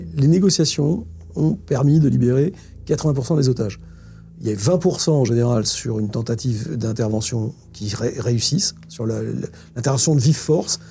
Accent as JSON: {"language": "French", "country": "France", "said": "en tant que Français"}